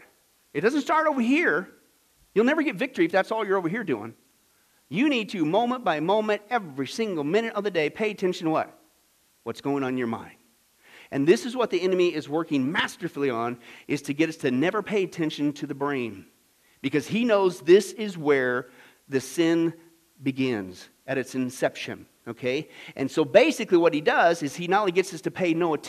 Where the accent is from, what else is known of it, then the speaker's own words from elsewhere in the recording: Midwest, United States; I grew up in the Midwest